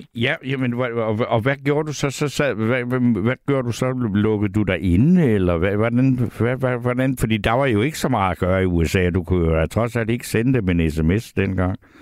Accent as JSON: {"language": "Danish", "area": "South Funen", "region": "Southern Denmark", "country": "Denmark", "tie": "born or raised there", "said": "i min barndom hjemme på Sydfyn"}